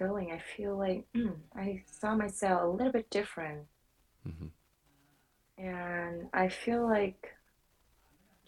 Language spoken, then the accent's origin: English; Vietnam; moved away as an adult; now in United States; I come from Vietnam